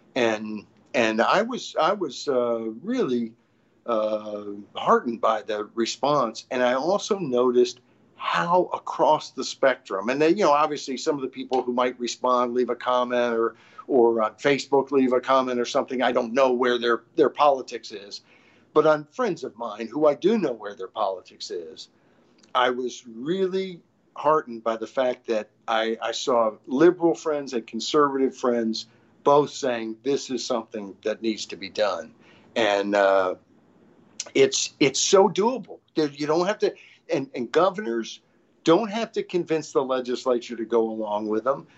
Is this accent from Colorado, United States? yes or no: no; Arkansas, United States; grew up in Arkansas